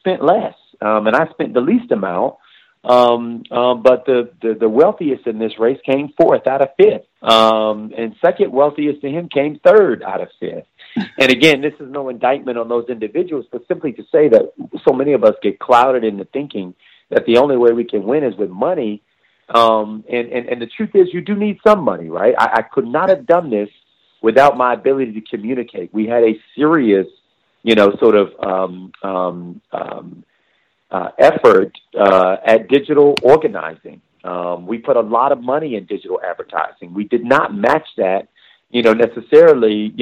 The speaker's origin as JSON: {"language": "English", "town": "Miami", "region": "Florida", "country": "United States", "tie": "born or raised there", "said": "growing up in Florida, coming from Miami"}